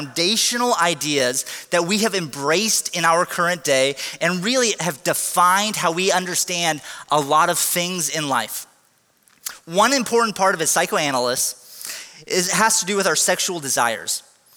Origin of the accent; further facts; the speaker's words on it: United States; we're Americans